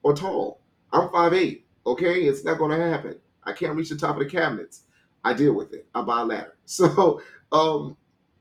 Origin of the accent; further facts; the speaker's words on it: Louisiana, United States; I'm from Louisiana